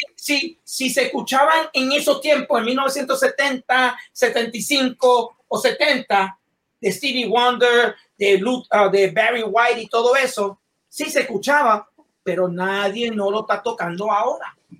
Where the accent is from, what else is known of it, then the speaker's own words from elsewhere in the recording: Puerto Rico; quiero a mi pueblo de Puerto Rico